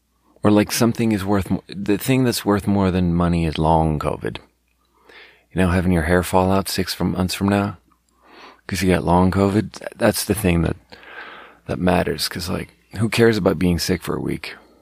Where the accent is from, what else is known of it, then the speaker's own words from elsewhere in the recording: Sweden; And not to be like, yeah, I'm from Sweden.